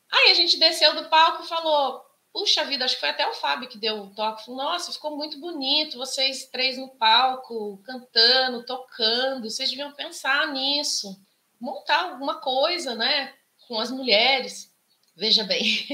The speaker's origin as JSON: {"language": "Portuguese", "town": "Socorro", "region": "São Paulo", "country": "Brazil", "tie": "born or raised there", "accent": "caipira", "moved": "yes", "lives_now": "São Luiz do Paraitinga, Brazil", "said": "sou paraitingana e nasci na cidade de Socorro, que é também uma cidade do interior"}